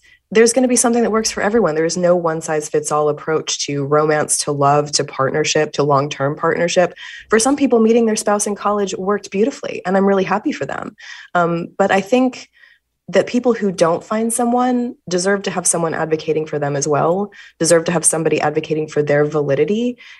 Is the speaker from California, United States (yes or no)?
no; Fort Worth, Texas, United States; And I grew up in Fort Worth, Texas, where homecoming was a big deal.